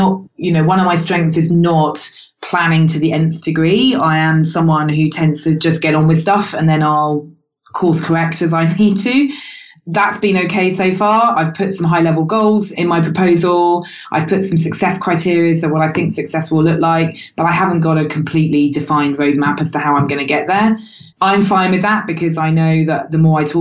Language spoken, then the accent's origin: English; United Kingdom; I'm British